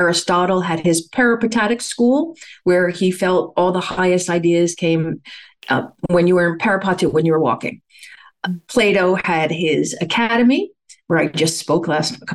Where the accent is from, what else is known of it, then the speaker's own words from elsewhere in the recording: New York, United States; I started working at the Village Nursing Home, which is right around the corner, when I was 12, and I stayed there. I loved it. I went away to college and got my degree in recreational therapy. And when I moved back to New York